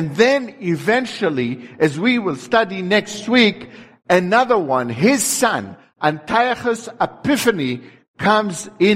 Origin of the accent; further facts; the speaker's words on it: Netanya, Central District, Israel; my hometown, Netanya